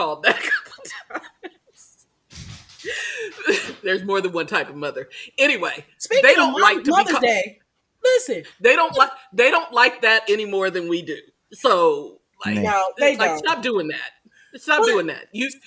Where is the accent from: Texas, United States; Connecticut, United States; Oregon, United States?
Texas, United States; moved away; I am Black and from Texas